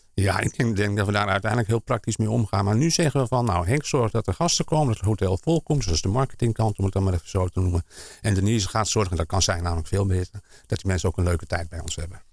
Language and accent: Dutch; Amsterdam, North Holland, Netherlands; also born or lived in Almere / Flevoland; now in Hoofddorp, Netherlands; ik ben geboren in Amsterdam